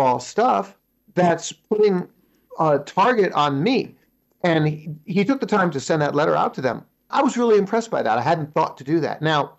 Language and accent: English; United States; moved away as an adult; also born or lived in Shanghai, China; now in China; I'm an American expat living overseas.